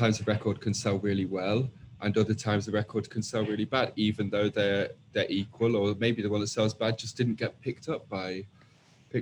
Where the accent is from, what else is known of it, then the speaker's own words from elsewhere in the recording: Manchester, North West England, United Kingdom; I'm 21, I'm from Manchester.